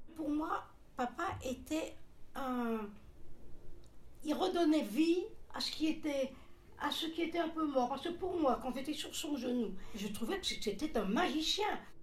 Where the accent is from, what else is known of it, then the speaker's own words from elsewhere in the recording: Seloncourt, Bourgogne-Franche-Comté, France; Je suis née à Seloncourt, dans le Doubs